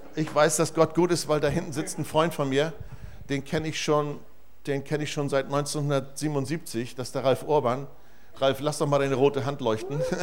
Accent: Germany; als Deutscher

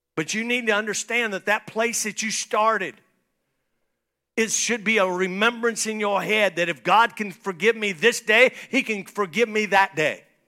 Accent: St. Marys, Ohio, United States; moved away; I was born in Saint Mary's, Ohio. That's where I was born. I've been back there a few times

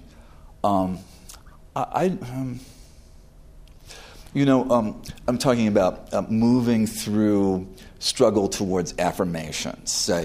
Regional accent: New York, United States; I'm a New Yorker.

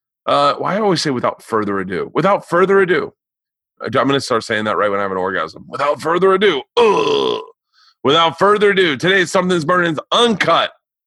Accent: Florida, United States; I'm from Florida.

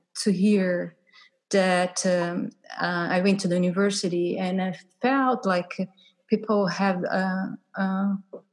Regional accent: Brazil; English is a second language; also born or lived in Portugal; now in United States; I'm from Brazil.

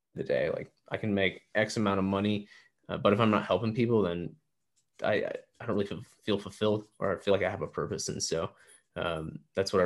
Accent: Kingwood, Texas, United States; also born or lived in Arizona; now in Austin, United States; I grew up in a little town called Kingwood, Texas, which is the northeast side of Houston

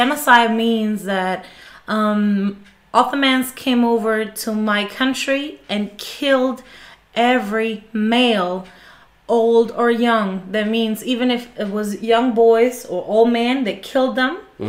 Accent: Greece; English is a second language; also born or lived in Germany; I'm from Greece. That's in Europe. I grew up in Germany, but I'm still like grew up in Greece. I learned history there, religion and all that.

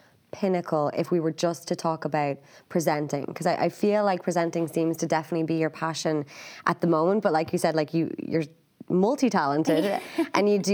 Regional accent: Ireland; we're from Ireland, we're a small country

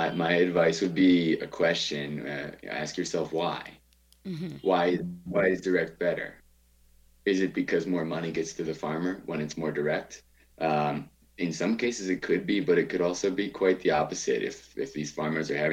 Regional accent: Baltimore, Maryland, United States; moved away as an adult; now in Bogota, Colombia; I grew up in Baltimore.

